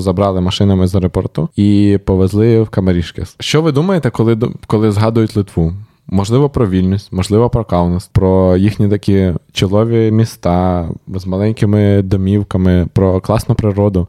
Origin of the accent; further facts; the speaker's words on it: Ukraine; ми з України